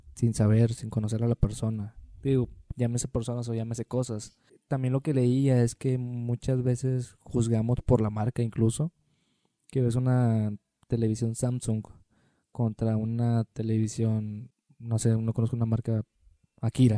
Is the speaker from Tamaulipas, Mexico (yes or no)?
yes; Tampico, Tamaulipas, Mexico; now in Monterrey, Mexico; yo que soy de Tampico